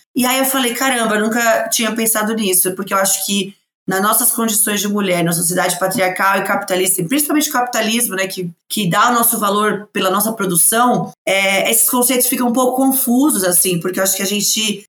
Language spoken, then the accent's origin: Portuguese; São Paulo, Brazil; sou de São Paulo